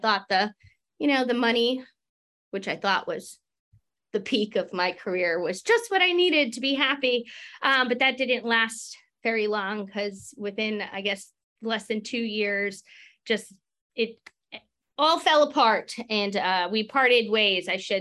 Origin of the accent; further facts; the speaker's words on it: Long Island, New York, United States; moved away; I'm originally from Long Island, New York